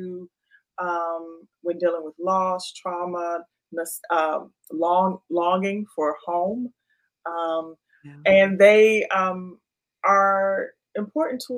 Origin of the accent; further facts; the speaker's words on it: Washington, District of Columbia, United States; my hometown of DC